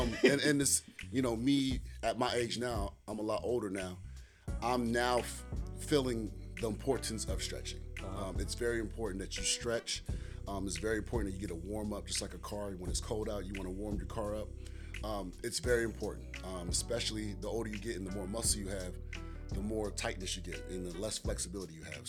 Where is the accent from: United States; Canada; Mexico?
United States; Goldsboro, North Carolina; I'm from Goldsboro, North Carolina.